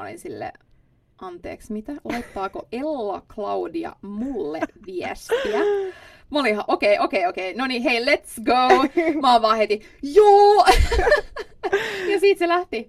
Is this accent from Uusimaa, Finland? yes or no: yes; Espoo, Uusimaa, Finland; first language Swedish; Finnish is a second language; moved away as an adult; now in Stockholm, Sweden; Mä oon Espoosta kotoisin ja sitten mä oon asunut siellä niin kuin koko mun elämän perheen kanssa